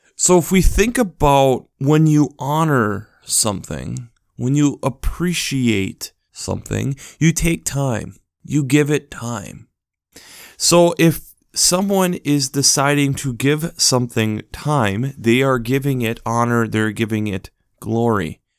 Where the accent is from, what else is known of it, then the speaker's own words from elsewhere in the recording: United States; as an American citizen